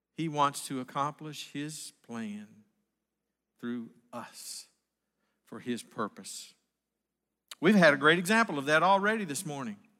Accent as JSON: {"language": "English", "region": "Northwest Arkansas", "country": "United States", "said": "I was from Northwest Arkansas"}